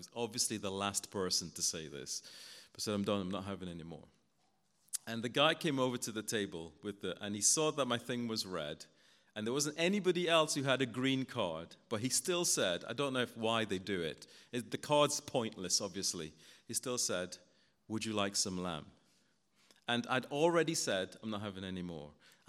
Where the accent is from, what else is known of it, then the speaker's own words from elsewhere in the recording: Guyana; Where I grew up in Guyana, my dad was a taxi driver.